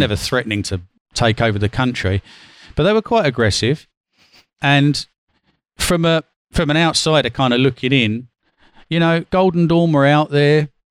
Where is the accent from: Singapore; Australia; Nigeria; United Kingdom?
United Kingdom; London; moved away as an adult; also born or lived in Athens, Greece; as a Londoner